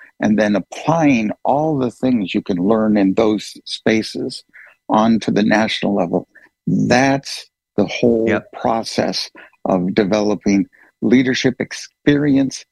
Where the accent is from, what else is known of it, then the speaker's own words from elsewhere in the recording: Oregon, United States; moved away; I'm originally from Oregon